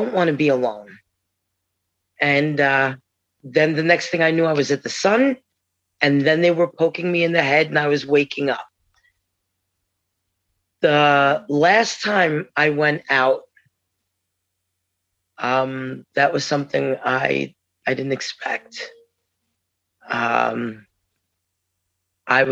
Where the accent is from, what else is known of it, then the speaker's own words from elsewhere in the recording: New York, United States; I'm from New York.